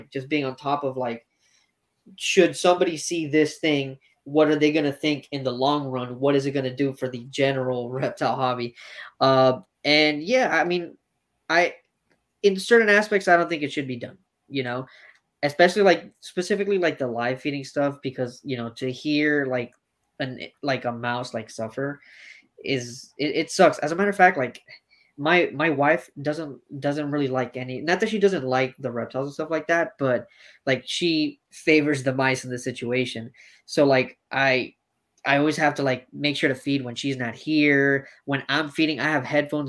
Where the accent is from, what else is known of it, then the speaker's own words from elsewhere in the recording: Miami, Florida, United States; I'm from Miami, so I'm from the root of the problem